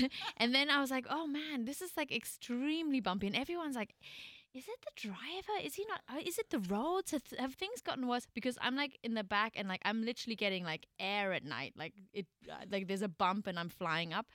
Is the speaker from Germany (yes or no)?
yes; Germany; moved away as an adult; also born or lived in New York; got to my hometown in Germany where we're kind of currently living